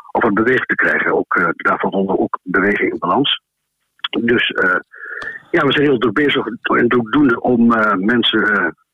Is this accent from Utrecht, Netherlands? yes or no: no; Enschede, Overijssel, Netherlands; ik kom uit Enschede